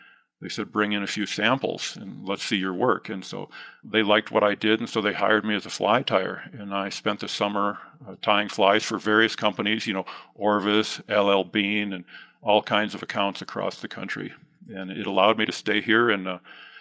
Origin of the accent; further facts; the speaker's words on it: Midwest, United States; now in West Yellowstone, United States; I grew up mostly in the Midwest